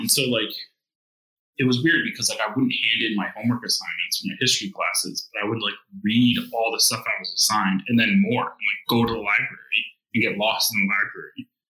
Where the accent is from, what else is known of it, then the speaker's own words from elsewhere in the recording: New Haven, Connecticut, United States; so I'm from Connecticut, right? I was born in New Haven, raised in New Haven. My dad was a lab tech at Yale and a union organizer when I was born, and we lived in a 3-family home, right? So like I grew up with my grandparents